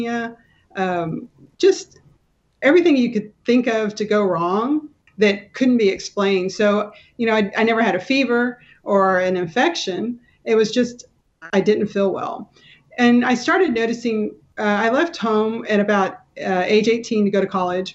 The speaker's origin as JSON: {"language": "English", "town": "Kingsville", "region": "Texas", "country": "United States", "tie": "born or raised there", "moved": "as an adult", "lives_now": "McKinney, United States", "said": "I grew up in South Texas down by Corpus Christi, Kingsville"}